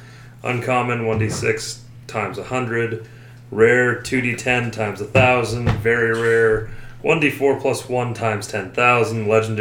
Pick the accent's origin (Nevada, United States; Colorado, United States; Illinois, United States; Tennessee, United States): Nevada, United States; Las Vegas; I'm from Las Vegas.